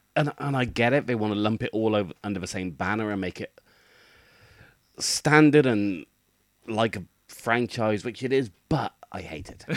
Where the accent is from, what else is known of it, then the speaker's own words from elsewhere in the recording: United Kingdom; as a British person